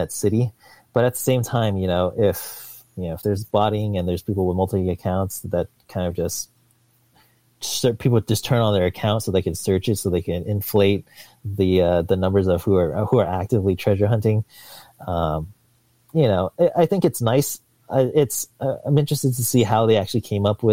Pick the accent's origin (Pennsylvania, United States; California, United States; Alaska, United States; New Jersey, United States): California, United States; San Diego; now in Seattle, United States; I grew up in San Diego